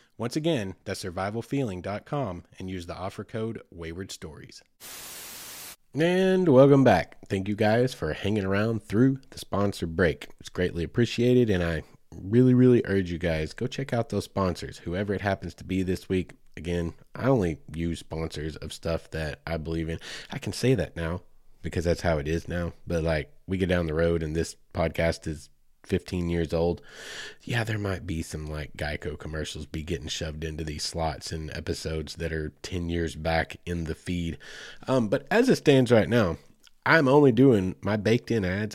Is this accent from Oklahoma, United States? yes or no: yes; Oklahoma, United States; moved away; I'm proud of my home state. It's where I grew up. So, sooner born, sooner bred